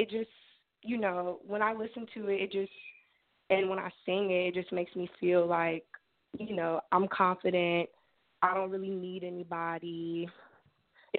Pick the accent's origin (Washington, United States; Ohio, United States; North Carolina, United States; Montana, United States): Ohio, United States; Cincinnati; I'm from Cincinnati, Ohio. I was born and raised here.